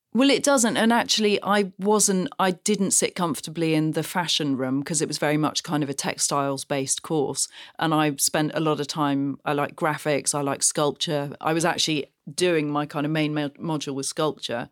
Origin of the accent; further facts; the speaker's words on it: Gloucestershire, South West England, United Kingdom; I grew up on the side of a very windy little hill in Gloucestershire